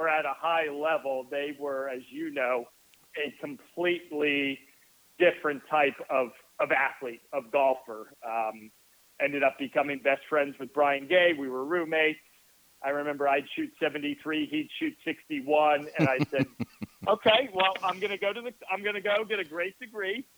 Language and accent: English; New Jersey, United States; moved away as an adult; now in Florida, United States; I grew up in New Jersey, the pride of the Garden State